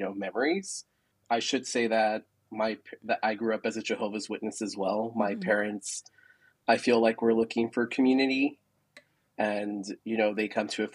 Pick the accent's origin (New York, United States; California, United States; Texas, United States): Texas, United States; San Antonio; also born or lived in El Paso, Texas; I am from San Antonio, Texas. I was born and raised here.